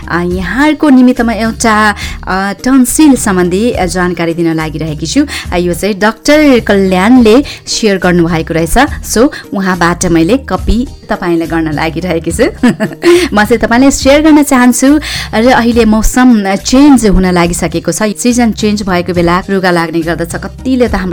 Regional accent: Nepal; now in United Kingdom; मेरो मातृभूमि मेरो जन्मभूमि नेपालको

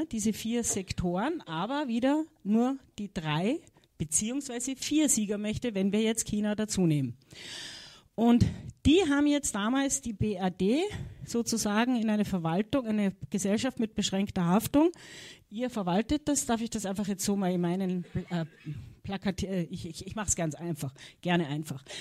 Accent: Austria; Könnte er sein, ich als Österreicherin, gell?

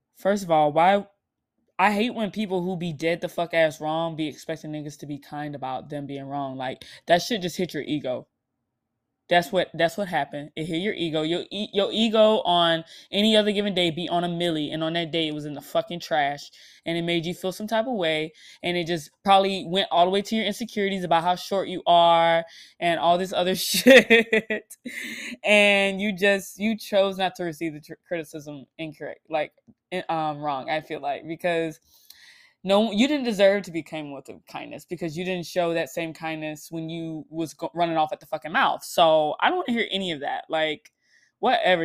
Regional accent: Florida, United States; I live in the Southeast, and I grew up, born and raised in Florida

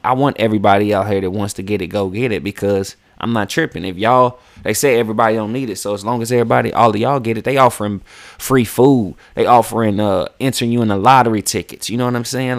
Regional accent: West Virginia, United States; moved away as an adult; now in Atlanta, United States; I grew up in West Virginia

